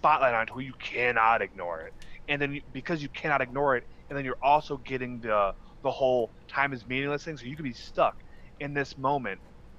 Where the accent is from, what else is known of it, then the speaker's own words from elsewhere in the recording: Wisconsin, United States; But no, man, it was fun. Lots of fishing, lots of Wisconsin's big on drinking.